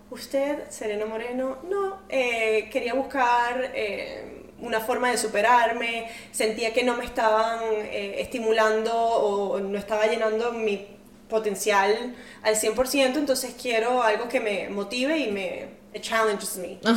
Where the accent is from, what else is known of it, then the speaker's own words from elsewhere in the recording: Venezuela; moved away; also born or lived in Portugal; Y entonces, o sea, ellos tenían su empresa en Venezuela. Eh, cuando nos fuimos de Venezuela en 2009, nos fuimos a Portugal, mi papá y mamá tuvieron que empezar de cero.